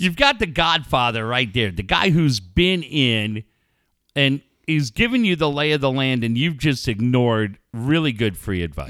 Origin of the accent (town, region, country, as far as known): California, United States